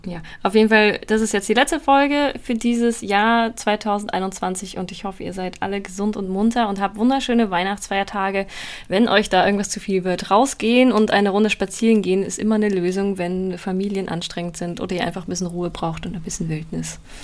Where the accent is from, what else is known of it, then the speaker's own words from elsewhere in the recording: Bavaria, Germany; in Süddeutschland, Bayern, wo ich herkomme